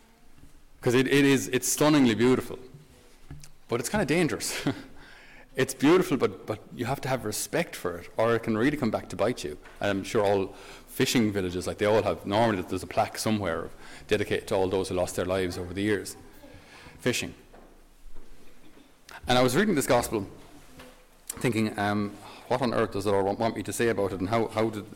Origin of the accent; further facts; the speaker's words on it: Tipperary, Munster, Ireland; I'm from Tipperary. So Tipperary is a landlocked county